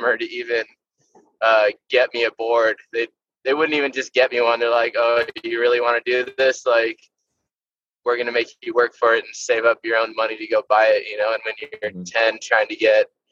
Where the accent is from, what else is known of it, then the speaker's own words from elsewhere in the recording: Santa Clarita, California, United States; also born or lived in Santa Monica / Reseda / Chatsworth; I was born in Santa Monica and I was in the Valley for a little bit, like Reseda, Chatsworth area. And then most of my formative years were spent out in Santa Clarita